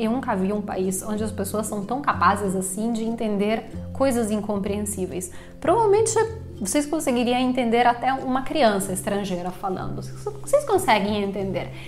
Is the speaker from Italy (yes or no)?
yes; Italy; moved away as an adult; now in Brazil